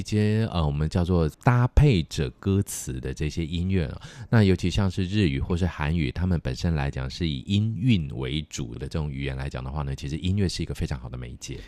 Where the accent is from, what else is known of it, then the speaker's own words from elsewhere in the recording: Taiwan; 在学习台语的部分的时候，除了妈妈在家里说的话之外呢，很多时候呢，都是这一些台语的儿歌带给我们的啊